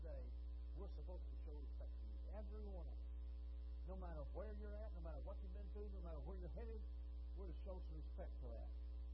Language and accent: English; Texas, United States; I've been Texan all my life